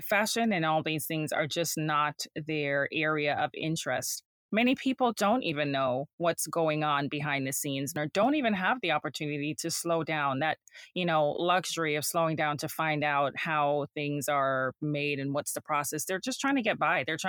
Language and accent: English; Jamaica; moved away; I'm from Jamaica. So I'm an immigrant, and growing up there, I was around the seamstress and the dressmakers and the tailors